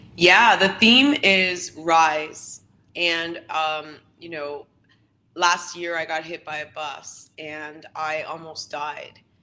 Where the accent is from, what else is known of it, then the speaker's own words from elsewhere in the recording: Canada; my family is from the Philippines, but I was born and raised here in Canada